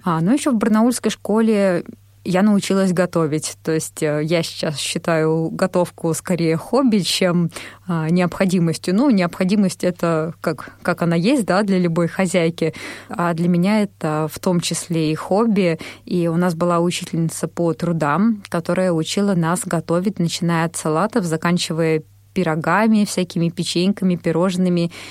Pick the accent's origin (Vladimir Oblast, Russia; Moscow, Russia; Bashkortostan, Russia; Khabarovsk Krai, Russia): Moscow, Russia; also born or lived in Barnaul; родилась я в Москве в 1987 году